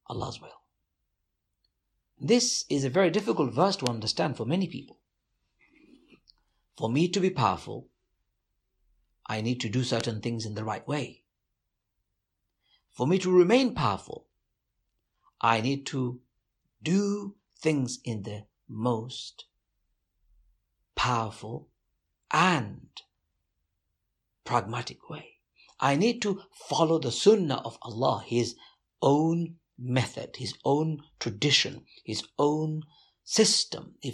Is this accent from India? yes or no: no; London, United Kingdom; so I was in the UK, growing up in the East End of London